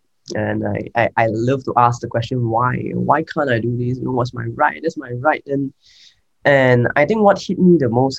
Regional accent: Kuala Lumpur, Malaysia; also born or lived in United Kingdom; I grew up in Malaysia, in a small town called Kuala Lumpur.

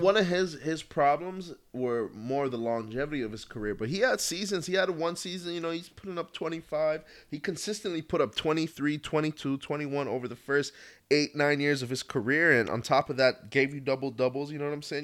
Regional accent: U.S. Virgin Islands; Proud to say I'm from Saint Croix. Born and raised out there

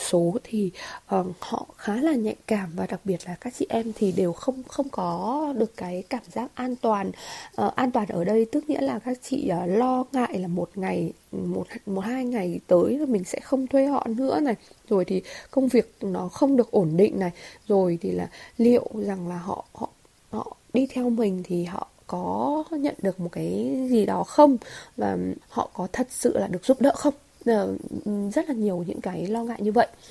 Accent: Hà Giang, Vietnam; also born or lived in Hanoi; quay về quay trở về quê hương và làm một cái điều gì đó với cái nền nông sản của quê nhà

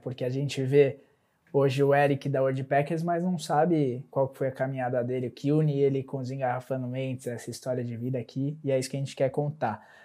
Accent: Mongaguá, São Paulo, Brazil; eu também passei uma boa parte da minha adolescência em Mongaguá

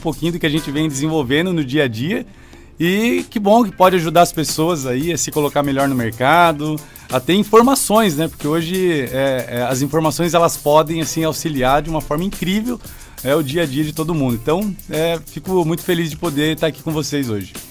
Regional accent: São Paulo, Brazil; now in Joinville, Brazil; eu sou natural de São Paulo

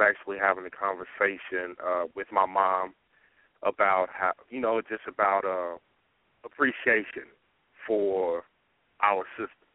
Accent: Dallas, Texas, United States; now in Sacramento, United States; I am originally from Dallas, Texas

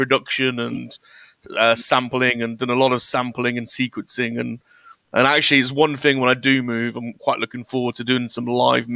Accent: Birmingham, West Midlands, United Kingdom; we grew up in Birmingham

